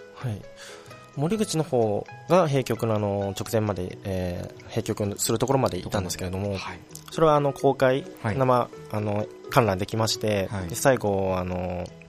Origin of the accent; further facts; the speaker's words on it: Nagoya, Aichi, Japan; 地元が名古屋ということで